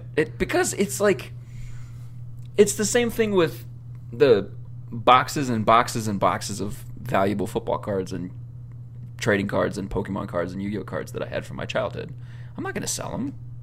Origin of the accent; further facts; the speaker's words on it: Oklahoma, United States; now in Nebraska, United States; I'm from Oklahoma, so I like Whataburger